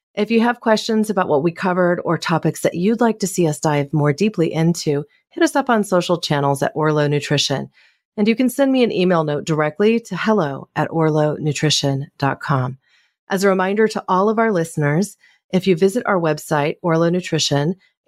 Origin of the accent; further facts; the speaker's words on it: California, United States; my home state of California